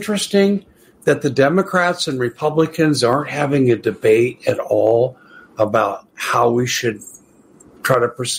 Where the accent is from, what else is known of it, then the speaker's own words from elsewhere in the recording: United States; I'm an American